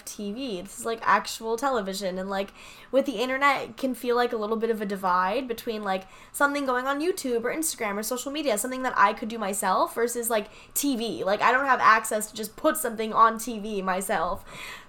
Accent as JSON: {"language": "English", "area": "the Poconos", "region": "Pennsylvania", "country": "United States", "tie": "born or raised there", "also_born_or_lived": "New York City, United States", "moved": "yes", "lives_now": "Los Angeles, United States", "said": "I actually grew up in the Poconos in Pennsylvania"}